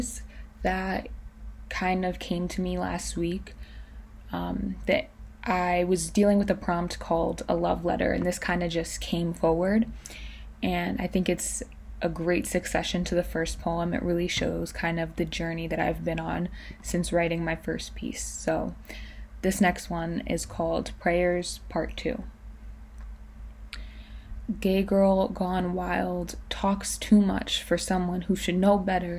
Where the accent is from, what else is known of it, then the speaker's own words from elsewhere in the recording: New York, United States; I'm 20 years old and I'm a poet from New York